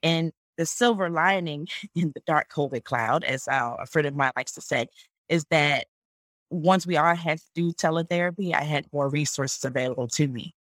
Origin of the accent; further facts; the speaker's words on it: Detroit, Michigan, United States; moved away as an adult; also born or lived in Charlotte, North Carolina; I am originally from Detroit